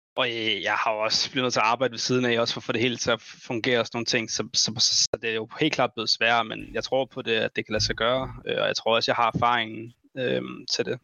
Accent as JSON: {"language": "Danish", "country": "Denmark", "said": "vi er fire danskere"}